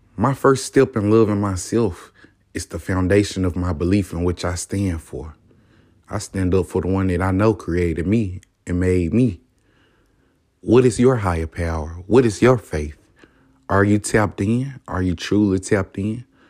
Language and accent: English; the South, United States; I'm from the South, man. You don't know? Hear it in my voice.